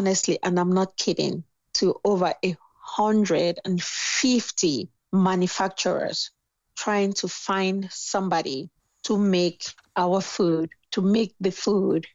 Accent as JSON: {"language": "English", "country": "Cameroon", "tie": "born or raised there", "moved": "as an adult", "lives_now": "United States", "said": "I'm from Cameroon."}